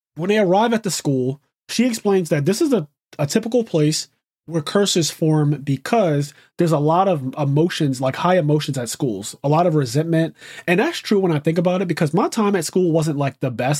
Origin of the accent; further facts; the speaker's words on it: United States; first language English; being an American, being an English speaker is my first language and really the only language that I speak